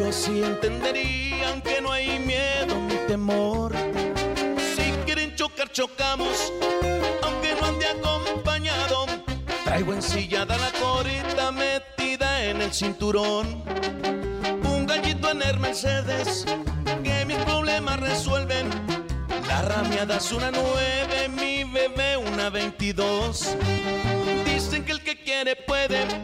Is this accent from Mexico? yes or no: yes; Chihuahua, Mexico; yo soy de Chihuahua